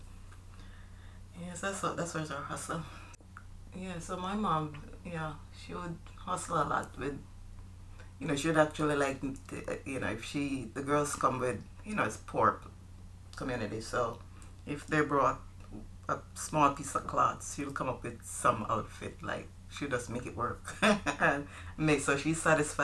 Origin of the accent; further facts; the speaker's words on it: Jamaica; moved away; I'm from Jamaica. We are from Jamaica, island which we love very much. All right. So growing up, I grew up in Jamaica with my mom and my brother and sister.